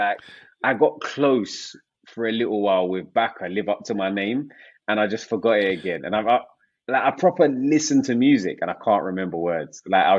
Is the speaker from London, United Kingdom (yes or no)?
yes; London, United Kingdom; Growing up in South London